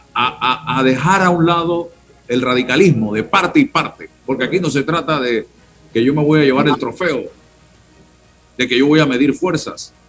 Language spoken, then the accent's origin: Spanish; Panama; como ciudadano panameño, periodista, profesional